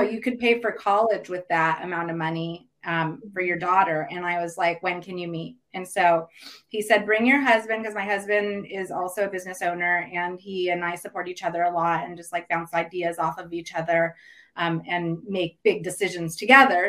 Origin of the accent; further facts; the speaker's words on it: Ukiah, California, United States; also born or lived in Santa Cruz, California; I currently live in Santa Cruz, but I grew up in mm-hmm. uh, Ukiah, which is a little town about 100 miles north of San Francisco. California native, born and raised